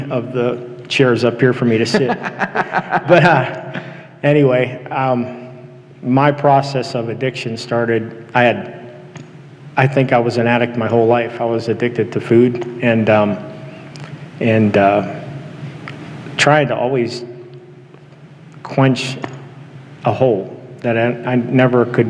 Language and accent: English; Houston, Texas, United States; now in Washington, United States; I was raised in the Central Assembly of God Church in Houston